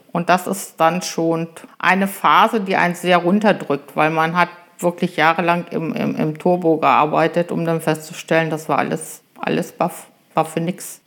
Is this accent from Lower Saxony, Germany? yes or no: yes; Germershausen, Lower Saxony, Germany; moved away as an adult; also born or lived in Göttingen; now in Holtensen, Germany; Ich komme aus dem Eichsfeld, aus Germershausen, einem kleinen Ort am Seeburger See, jüngste von vier Kindern. Ich bin auf einem Bauernhof groß geworden